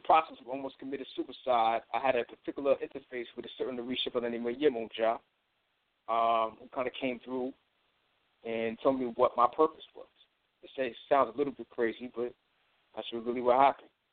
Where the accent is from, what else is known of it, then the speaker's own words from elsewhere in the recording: Long Island, New York, United States; I'm originally from Long Island, New York